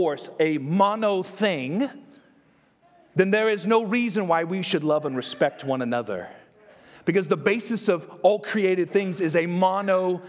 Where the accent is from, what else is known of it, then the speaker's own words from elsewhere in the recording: Texas, United States; I'm from Texas